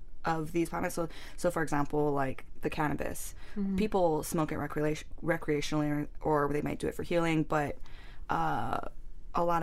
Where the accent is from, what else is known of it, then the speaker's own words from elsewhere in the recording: Hawaii, United States; it's Hawaii, it's my hometown